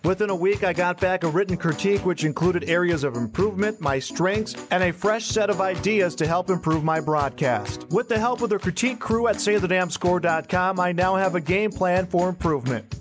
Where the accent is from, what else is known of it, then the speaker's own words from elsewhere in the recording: Madison, South Dakota, United States; moved away; growing up in Madison, population 7,000 or so